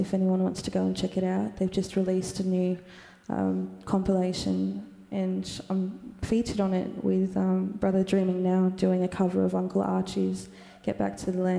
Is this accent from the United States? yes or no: no; Groote Eylandt, Northern Territory, Australia; first language Anindilyakwa; English is a second language; also born or lived in Bickerton Island; I'm the only female from Groot Island and Bigoton Island that sings in music